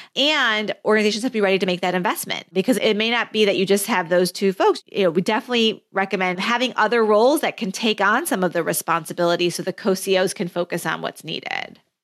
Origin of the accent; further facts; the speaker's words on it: Flint, Michigan, United States; my childhood growing up as a first generation immigrant in Flint, Michigan